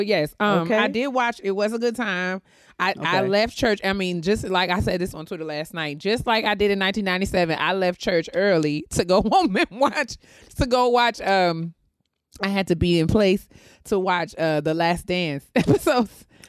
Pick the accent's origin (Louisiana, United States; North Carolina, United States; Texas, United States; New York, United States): New York, United States; somebody like me growing up in New York singing in the choir